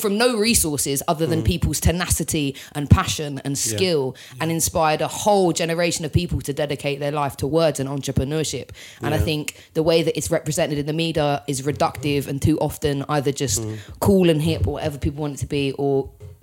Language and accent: English; London, United Kingdom; We're all from London